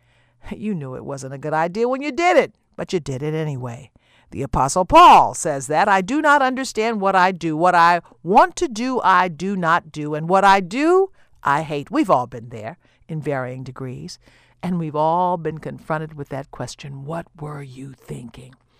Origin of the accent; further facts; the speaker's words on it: the South, United States; I grew up in the South, and I know what feeding the pigs, slopping the hogs is all about.